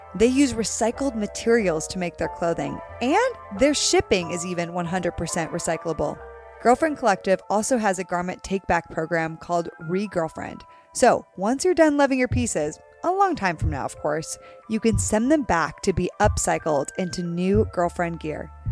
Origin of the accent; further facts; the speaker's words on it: Connecticut, United States; I grew up in a whitewash area in Connecticut